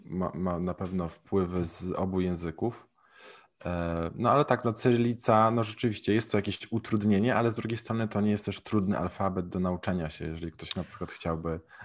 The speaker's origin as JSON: {"language": "Polish", "country": "Poland", "also_born_or_lived": "Mexico", "moved": "yes", "said": "z jakiego jestem kraju, mówię z Polski"}